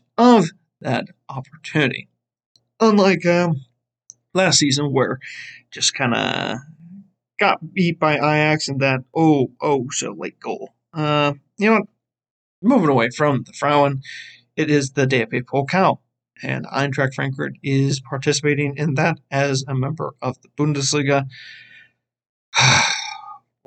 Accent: United States; As an American

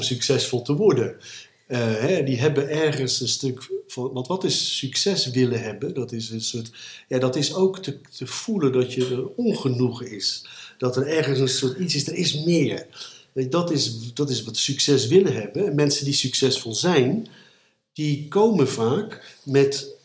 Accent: Gouda, South Holland, Netherlands; ik ben opgegroeid in Gouden

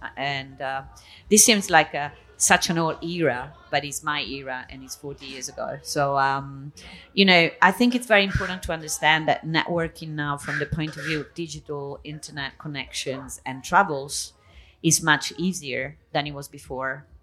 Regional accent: Italy; moved away as an adult; also born or lived in Spain; now in Catalonia, Spain; I was born in Italy. I was raised in between Italy and Spain. I moved to Spain when I was uh, 18, so I live in Catalonia

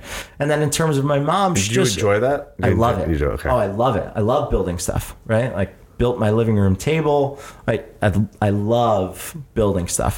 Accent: Jersey Shore, New Jersey, United States; also born or lived in Philadelphia; I moved to the Jersey Shore and then spent my entire childhood growing up as a kid at the Jersey Shore

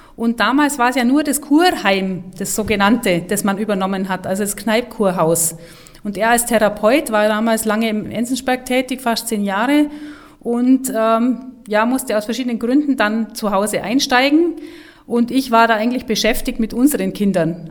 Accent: Nesselwang, Bavaria, Germany; also born or lived in Kempten; now in Hopfen, Germany; geboren bin ich äh, in Kempten und ähm, aufgewachsen in äh, Nesselwang

